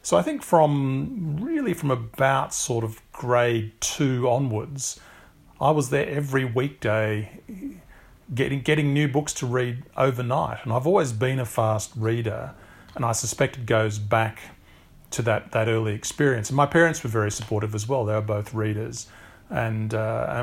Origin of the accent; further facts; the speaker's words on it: Canberra, Australian Capital Territory, Australia; I grew up in Canberra, which is the federal capital of Australia.